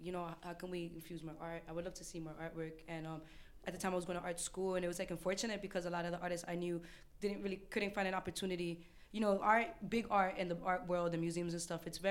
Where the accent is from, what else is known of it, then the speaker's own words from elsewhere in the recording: New Jersey, United States; moved away as an adult; now in New York, United States; My mother's Dominican, my father's from Ecuador, and I'm from New Jersey, but now I live in New York